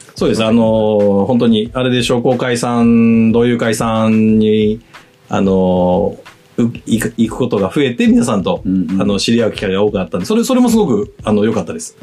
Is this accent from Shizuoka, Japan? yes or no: yes; Shizuoka, Japan; moved away; 自分があの、静岡県出身なんですけど、はい、35までに地元に帰って起業したいっていう夢があったんですよ